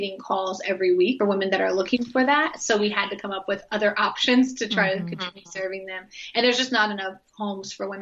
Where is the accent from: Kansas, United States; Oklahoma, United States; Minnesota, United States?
Oklahoma, United States; also born or lived in Midwest; now in Tampa, United States; I grew up like in Oklahoma and in the Midwest